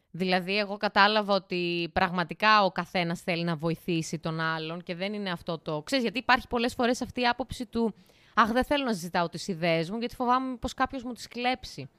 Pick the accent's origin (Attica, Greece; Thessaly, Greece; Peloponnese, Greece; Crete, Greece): Thessaly, Greece; Larissa; εγώ είμαι Λαρισαία, γέννημα θρέμα